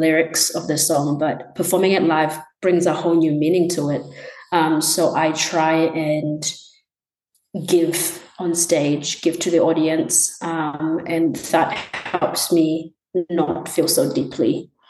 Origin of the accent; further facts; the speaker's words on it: Gold Coast, Queensland, Australia; also born or lived in Tanzania; I was born in Tanzania and lived there until I was like 8. We moved in Australia, moved around a bunch, but I kind of call Queensland, Gold Coast area, my home.